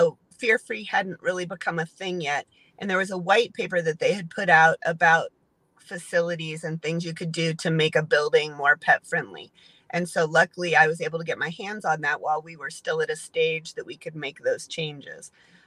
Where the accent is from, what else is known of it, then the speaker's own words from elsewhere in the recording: St. Charles, Missouri, United States; I grew up in St. Charles, so I've been around in this area since my whole life.